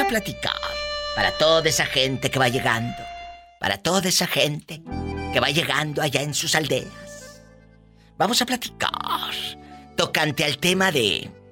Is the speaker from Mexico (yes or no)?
yes; Mexico; como decimos los mexicanos